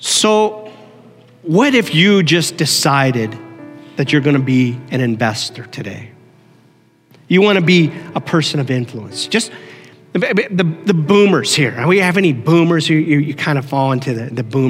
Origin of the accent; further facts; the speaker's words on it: Canton, Ohio, United States; also born or lived in Lancaster, Pennsylvania; I was 5 years old when we moved from Lancaster, Pennsylvania to Canton, Ohio